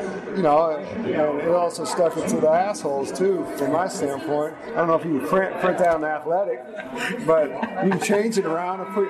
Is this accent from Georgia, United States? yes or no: no; Indiana, United States; growing up in Indiana